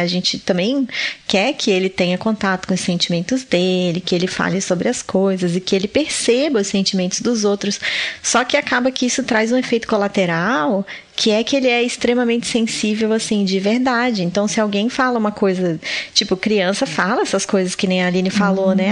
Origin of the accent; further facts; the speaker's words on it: Florianópolis, Santa Catarina, Brazil; eu sou de Florianópolis